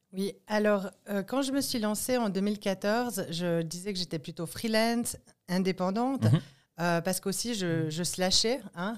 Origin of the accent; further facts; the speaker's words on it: Martigny, Valais, Switzerland; je viens de Martigny.